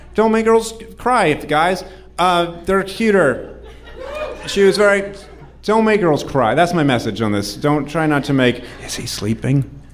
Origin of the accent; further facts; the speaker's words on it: New Hampshire, United States; I'm from New Hampshire.